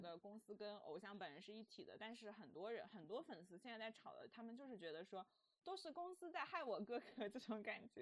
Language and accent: Chinese; China; 我们中国人